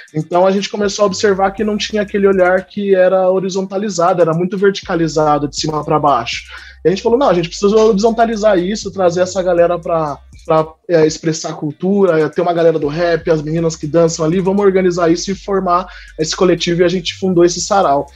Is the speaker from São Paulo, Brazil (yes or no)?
yes; Campinas, São Paulo, Brazil; also born or lived in Northeast Brazil; eu sou aqui de Campinas, interior de São Paulo, nasci, cresci, vivi aqui, apesar de ter morado um pouquinho no Nordeste também